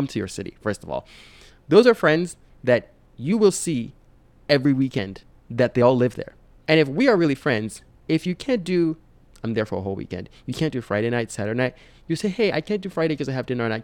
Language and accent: English; Nigeria; moved away; I'm Nigerian